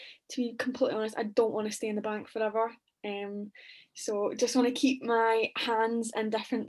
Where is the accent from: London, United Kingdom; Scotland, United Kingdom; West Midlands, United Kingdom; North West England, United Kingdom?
Scotland, United Kingdom; Glasgow; I am from Glasgow, Scotland